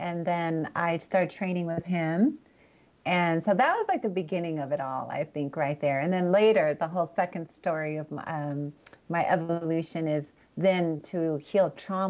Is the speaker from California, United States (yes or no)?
yes; California, United States; also born or lived in Los Angeles; I grew up really between Northern and Southern California. I was born in Los Angeles.